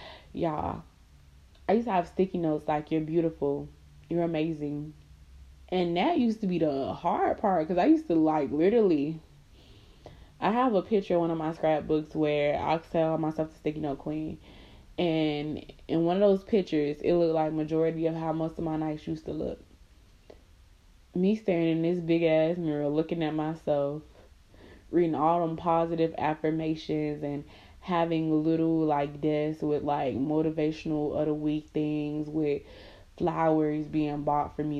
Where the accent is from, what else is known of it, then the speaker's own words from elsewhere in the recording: Miami, Florida, United States; moved away; I'm from Miami